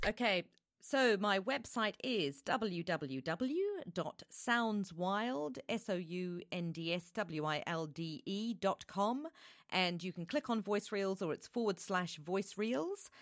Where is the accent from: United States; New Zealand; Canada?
New Zealand; now in United Kingdom; I'm originally from New Zealand